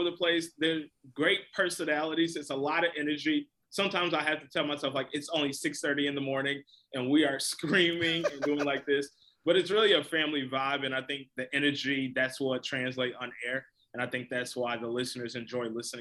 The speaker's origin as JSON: {"language": "English", "area": "the South Suburbs of Chicago", "region": "Illinois", "country": "United States", "tie": "born or raised there", "said": "I grew up in the South Suburbs"}